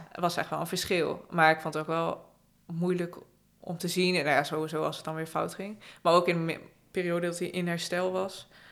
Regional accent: Friesland, Netherlands; moved away as an adult; also born or lived in Utrecht; Ik ben dus opgegroeid in Friesland. Ik ben op een gegeven moment gaan studeren. Toen ben ik naar Utrecht verhuisd

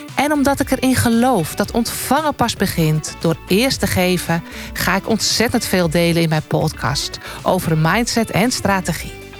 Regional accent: North Holland, Netherlands; als echte Noord-Hollander

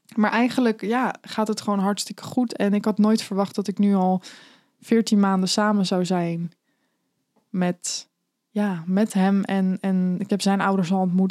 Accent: The Hague, South Holland, Netherlands; ik kom zelf uit Den Haag

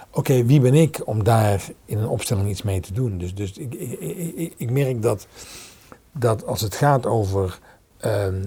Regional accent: Holland, Netherlands; ik ben een Hollander. Ehm, voor zover ik weet, uh, wonen mijn voorouders al

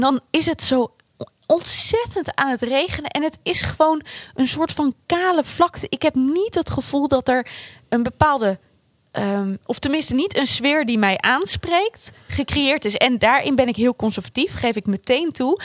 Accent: Apeldoorn, Gelderland, Netherlands; ik kom uit Apeldoorn

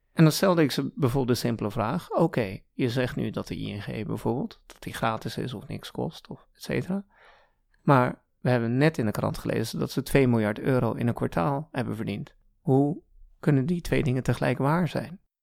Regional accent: Gouda, South Holland, Netherlands; also born or lived in Canada / Iran; En toen ik een jaar of zeven was, ben ik weer, of zijn we weer naar Nederland gekomen. Naar the lovely city of Gouda

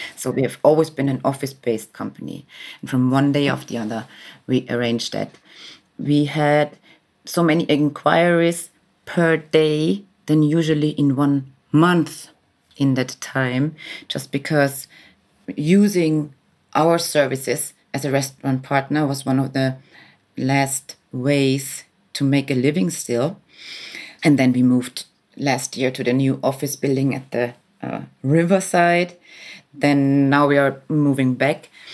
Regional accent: Vienna, Austria; moved away as an adult; now in Berlin, Germany; I was born in Vienna forty-six years ago.

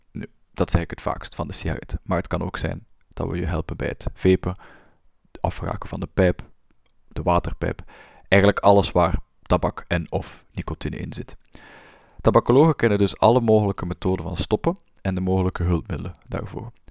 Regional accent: Flanders, Belgium; Ik ben een Vlaamse. Dat had je al kunnen horen aan mijn tongval waarschijnlijk. Ik ben een Vlaamse klinisch psycholoog

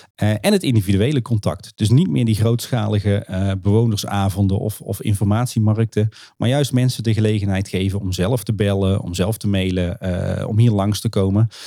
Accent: Kaatsheuvel, North Brabant, Netherlands; ik kom normaal uit Kaatsheuvel

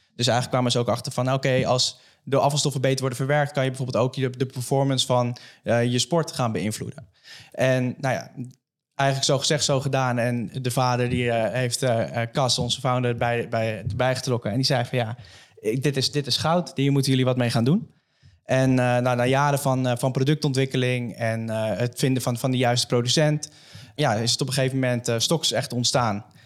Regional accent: Almere, Flevoland, Netherlands; ik kom zelf uit Almere

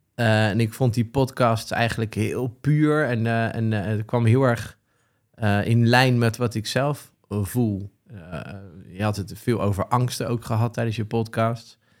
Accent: The Hague, South Holland, Netherlands; Geboren en getogen zeeheld

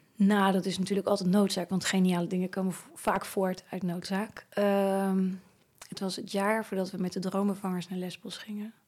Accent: Naaldwijk, South Holland, Netherlands; Naaldwijk, waar ik opgegroeid ben

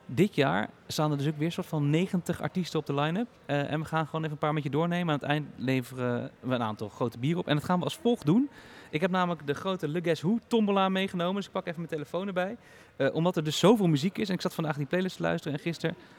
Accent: Heerde, Gelderland, Netherlands; Wij komen uit eh, de buurt van Zwolle. Het dorpje heet Heerde

